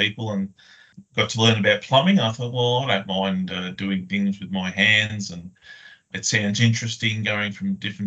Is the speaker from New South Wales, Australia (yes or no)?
no; Melbourne, Victoria, Australia; moved away as an adult; also born or lived in Queensland / Sydney; now in Brisbane, Australia; I grew up in Melbourne, predominantly in a southeastern suburb called Springvale